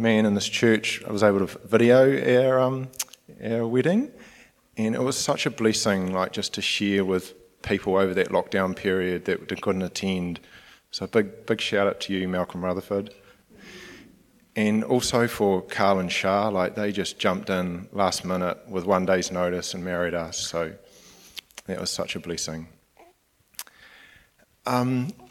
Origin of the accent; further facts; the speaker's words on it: Nelson, New Zealand; moved away as an adult; now in Gisborne, New Zealand; I'm originally from Nelson